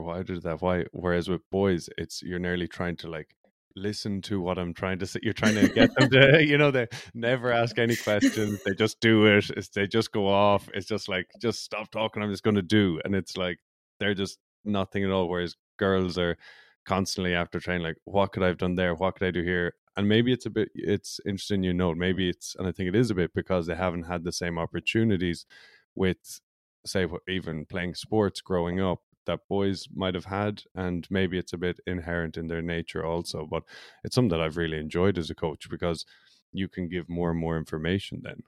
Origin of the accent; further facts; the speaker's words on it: Ireland; also born or lived in United States; now in Vancouver, Canada; I'm from Ireland.